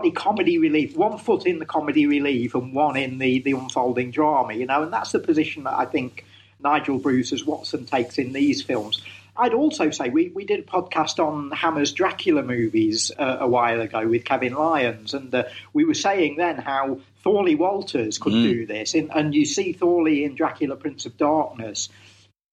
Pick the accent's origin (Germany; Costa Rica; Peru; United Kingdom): United Kingdom; Willington, East Midlands; Repton School, just down the road from where I grew up in Willington.